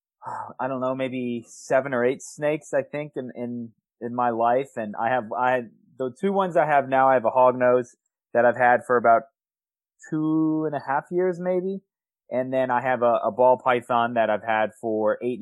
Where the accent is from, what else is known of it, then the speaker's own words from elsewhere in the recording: Howard County, Maryland, United States; I grew up in Howard County